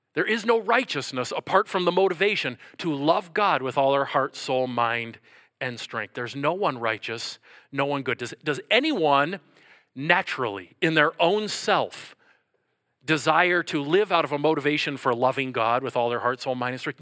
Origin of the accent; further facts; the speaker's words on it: Minnesota, United States; I'm from Minnesota